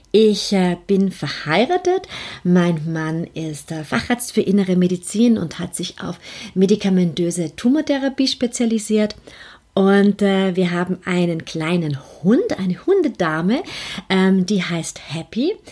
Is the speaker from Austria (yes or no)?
yes; Vienna, Austria; vielleicht hörst du das auch ein bisschen an meinem Akzent. Ich bin Österreicherin, ich bin in Wien geboren, aufgewachsen und lebe in Wien